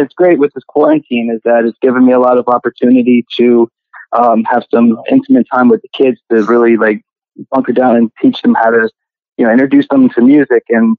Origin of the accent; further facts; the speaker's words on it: New York, United States; Now I'm from New York and self-taught bass playing for about 10 years.